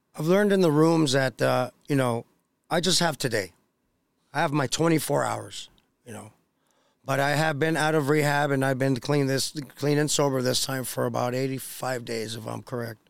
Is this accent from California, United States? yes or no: yes; Los Angeles, California, United States; also born or lived in Costa Rica / San Bernardino, California; my family's from Costa Rica, but I was born and raised in Los Angeles, California.